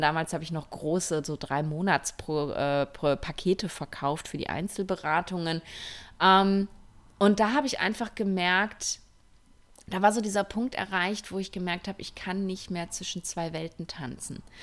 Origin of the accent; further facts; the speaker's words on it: Ruhr area, North Rhine-Westphalia, Germany; now in Spain; ich komme ja aus dem Ruhrpott